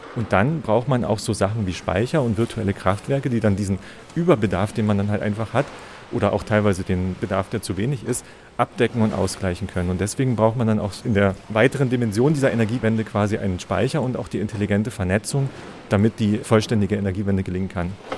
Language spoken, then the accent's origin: German; Lusatia, Germany; moved away as an adult; now in Wildpoldsried, Germany; Ich komme ursprünglich aus der Lausitz